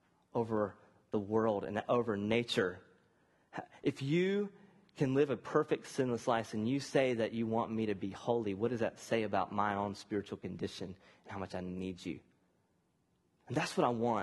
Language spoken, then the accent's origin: English; the South, United States; growing up in the South